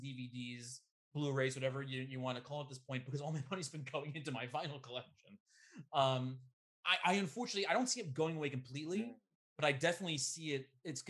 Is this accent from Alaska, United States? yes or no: no; New York, United States; I'm a New Yorker